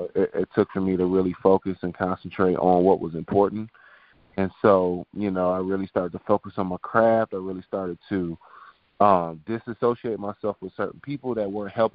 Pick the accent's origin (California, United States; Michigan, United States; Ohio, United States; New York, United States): Michigan, United States; now in the South, United States; I'm from Michigan, and I should be used to it, but I moved to the south for a reason